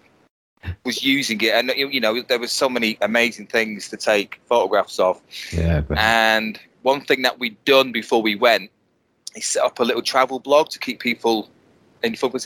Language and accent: English; Bolton, North West England, United Kingdom; moved away as an adult; now in Milton Keynes, United Kingdom; Born and bred in Bolton.